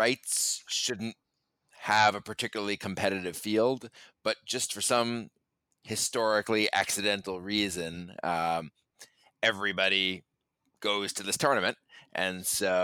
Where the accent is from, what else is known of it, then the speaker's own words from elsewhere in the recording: New York City, New York, United States; I grew up in New York City, actually, on Roosevelt Island